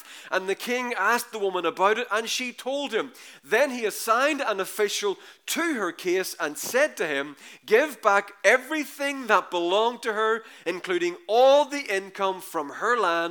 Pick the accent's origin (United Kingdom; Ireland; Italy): Ireland; We're Irish